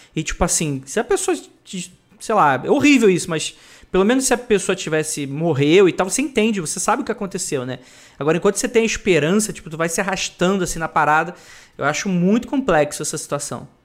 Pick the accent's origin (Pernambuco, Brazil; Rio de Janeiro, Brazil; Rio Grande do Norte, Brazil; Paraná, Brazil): Rio de Janeiro, Brazil; moved away as an adult; now in São Paulo, Brazil; eu sou da, eu sou da CDD, né? Sou da Cidade de Deus, Rio de Janeiro